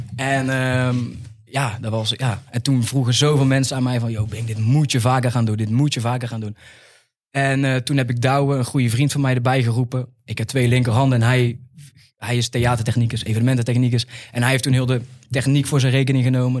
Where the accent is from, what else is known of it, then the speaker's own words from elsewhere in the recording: 's-Hertogenbosch, North Brabant, Netherlands; we komen uit Den Bosch